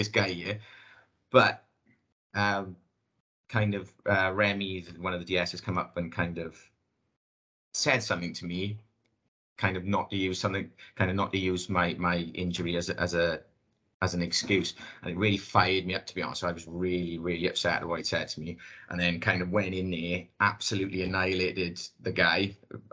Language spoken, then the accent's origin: English; Wales, United Kingdom; accent: thick Welsh; my thick Welsh accent